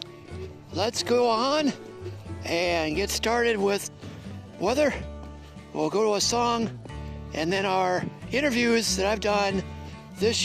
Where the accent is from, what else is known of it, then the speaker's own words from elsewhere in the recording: Elkhart, Indiana, United States; moved away as an adult; also born or lived in Wichita, Kansas; Elkhart, Indiana has been my home now for 47 years. I was born in Wichita, Kansas, and then brought out here within my first month of existence